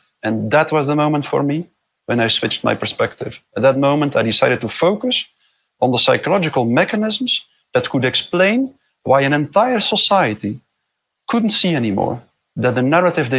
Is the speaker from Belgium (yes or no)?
yes; Belgium; I'm from Belgium